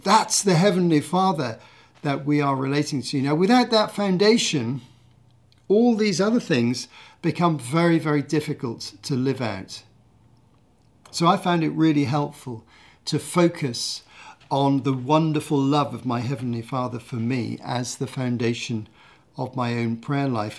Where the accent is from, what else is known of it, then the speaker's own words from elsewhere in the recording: United Kingdom; my home country. the U K